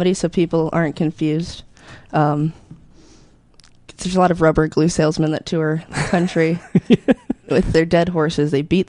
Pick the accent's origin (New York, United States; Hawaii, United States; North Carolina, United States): North Carolina, United States; Flat Rock; also born or lived in Florida; I grew up in Flat Rock.